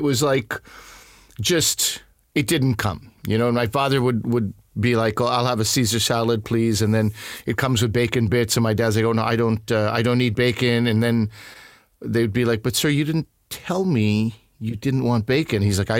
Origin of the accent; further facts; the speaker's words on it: Montreal, Quebec, Canada; I'm from Montreal.